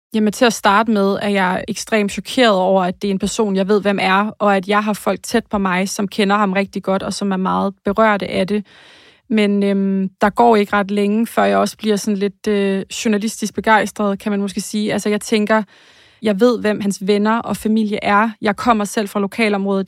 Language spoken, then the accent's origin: Danish; Slagelse, Zealand, Denmark; also born or lived in Korsør; jeg er født og opvokset i Slagelse